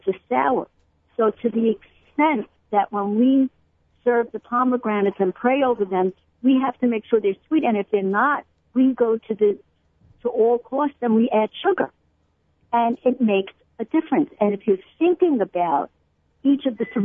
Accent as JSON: {"language": "English", "town": "New York City", "region": "New York", "country": "United States", "tie": "born or raised there", "said": "I grew up in Brooklyn"}